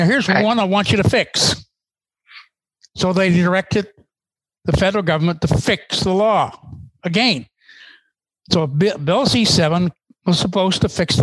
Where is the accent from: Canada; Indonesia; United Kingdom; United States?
Canada; As Canadian